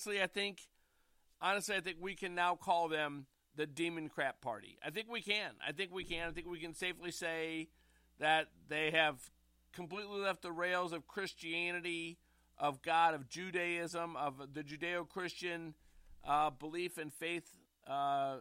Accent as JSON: {"language": "English", "town": "St. Louis", "region": "Missouri", "country": "United States", "tie": "born or raised there", "said": "The West End stories are from growing up in the Central West End of St. Louis, Missouri"}